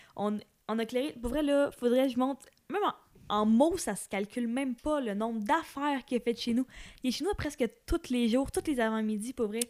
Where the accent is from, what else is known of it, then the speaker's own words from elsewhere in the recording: Amos, Quebec, Canada; la maison où est-ce que j'ai grandi à Amos